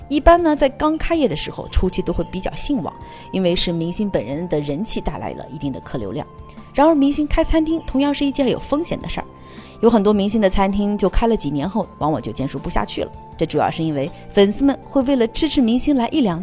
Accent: Harbin, Heilongjiang, China; 是因为我决定把我喜欢吃的火锅带回到我的家乡哈尔滨。

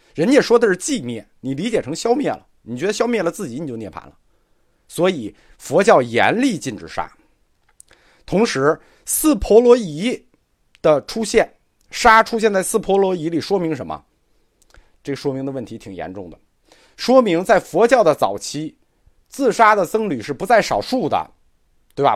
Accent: China; 我们中国人

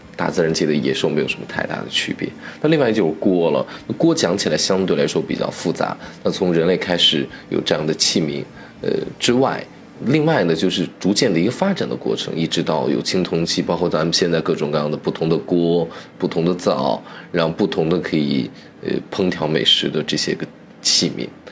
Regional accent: Shaanxi, China; 尤其是我作为一个陕西人，我尤其骄傲。我们陕西有一个地方叫宝鸡

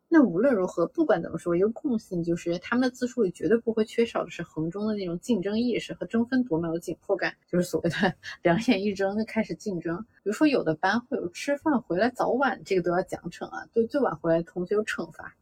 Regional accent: China; 我们中国人民

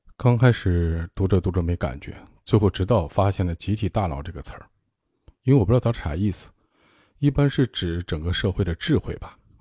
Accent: northern China, China; moved away; also born or lived in Ningbo / Hangzhou / Beijing; 我是北方人，我在南方生活了很多年，有二十年了

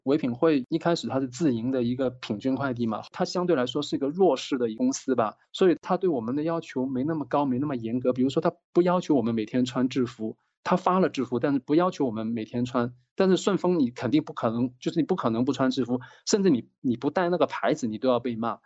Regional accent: Guangdong, China; now in Beijing, China; 我是广东人。我现在在北京

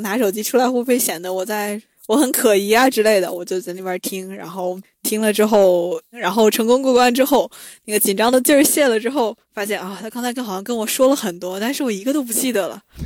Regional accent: China; also born or lived in Oceania; now in United Kingdom; 我是在中国长大的

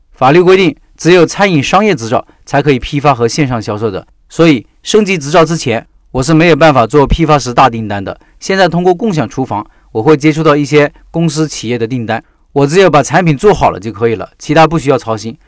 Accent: Northeast China, China; moved away; 我就是那种典型的东北人

